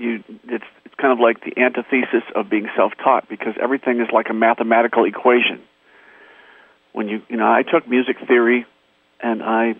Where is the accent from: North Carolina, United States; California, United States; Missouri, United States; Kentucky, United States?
California, United States; Torrance; I grew up in Torrance, and the city next door to Torrance is Hawthorne